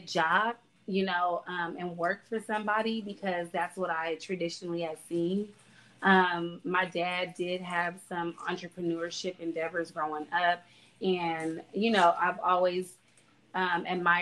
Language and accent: English; the South, United States; we're from the South